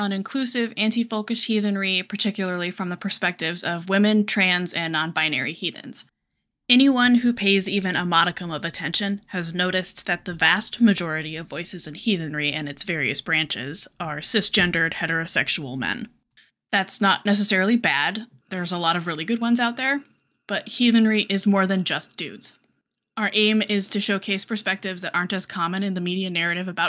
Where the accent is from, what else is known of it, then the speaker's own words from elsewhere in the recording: Colorado, United States; now in South Georgia, United States; I'm from Colorado originally, but I'm currently living in South Georgia.